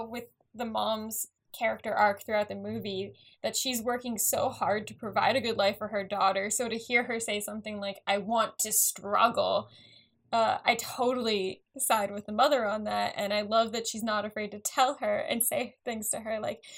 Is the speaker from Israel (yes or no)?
no; Long Island, New York, United States; growing up on Long Island, just because like I lived in an apartment